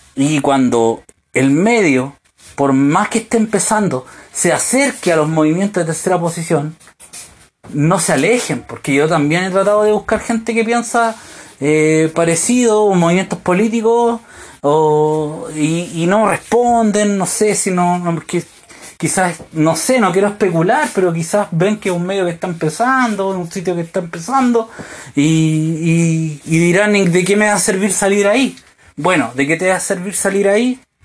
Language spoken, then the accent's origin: Spanish; Chile; moved away as an adult; also born or lived in United States; en mi país